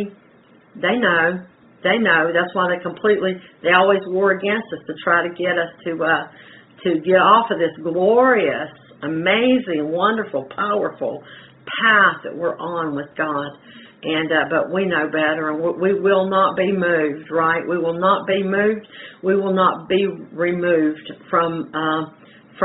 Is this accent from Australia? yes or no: no; the Carolinas, United States; I'm from the Carolinas